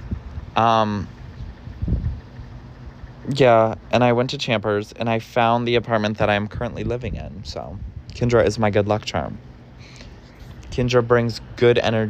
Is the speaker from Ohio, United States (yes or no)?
yes; suburban Ohio, United States; now in New York City, United States; I was from Ohio, like suburban Ohio